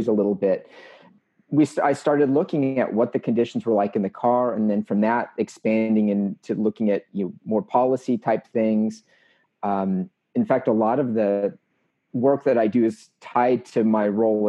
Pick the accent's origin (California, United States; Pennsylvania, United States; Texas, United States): California, United States; Los Angeles; now in Georgia, United States; I grew up in Los Angeles